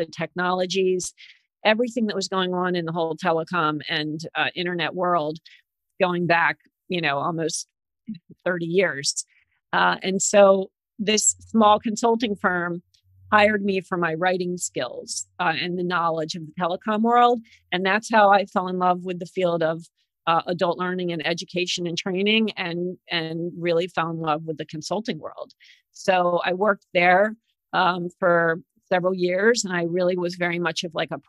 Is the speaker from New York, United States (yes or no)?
no; Maryland, United States; I went to University of Maryland because I grew up in Maryland